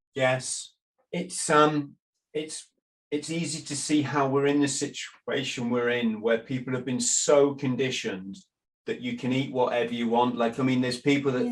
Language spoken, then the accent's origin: English; England, United Kingdom; in England, I'm an Englishman